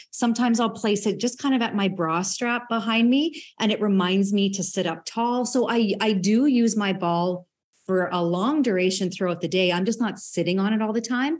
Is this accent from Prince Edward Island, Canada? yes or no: no; Saskatchewan, Canada; as a farm kid growing up in Saskatchewan